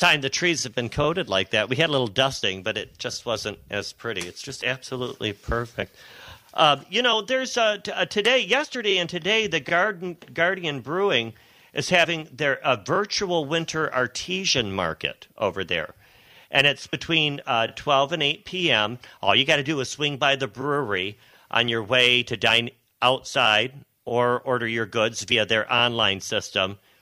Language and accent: English; south of Detroit, Michigan, United States; growing up south of Detroit